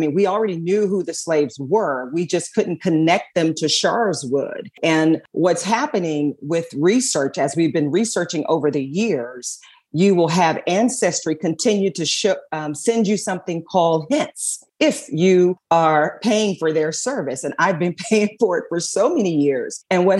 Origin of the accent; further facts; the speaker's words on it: Pittsylvania County, Virginia, United States; we're from Pennsylvania County, Virginia. It's a very small town. If you have ever heard of Lynchburg or Danville, it's nestled right between those two cities. And my entire family is from there. My grandparents lived there, and I grew up with them.